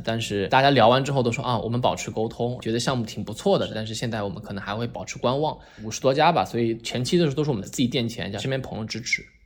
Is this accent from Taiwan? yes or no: no; Shanghai, China; moved away as an adult; 我是上海初中长大，然后在上海读的初高中嘛